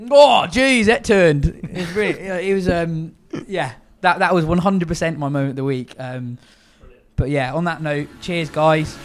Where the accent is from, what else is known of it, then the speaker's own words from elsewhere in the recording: England, United Kingdom; first language English; I was born here, uh, a lot of my family's from Pakistan